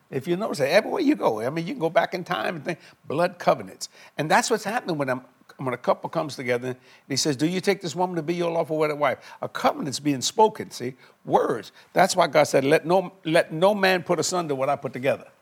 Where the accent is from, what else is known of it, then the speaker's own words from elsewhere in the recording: South Louisiana, United States; I'm just a Cajun boy from South Louisiana